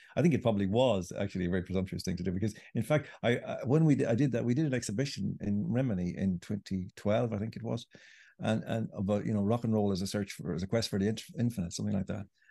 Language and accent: English; Ireland; I grew up in Ireland